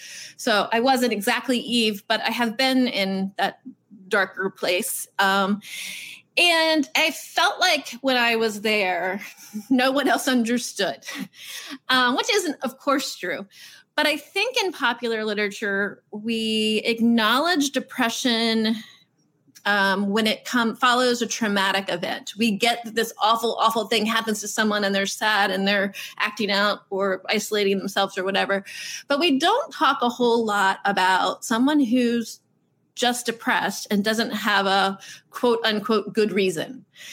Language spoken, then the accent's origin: English; Virginia Beach, Virginia, United States; I grew up in Virginia Beach, which is a naval town.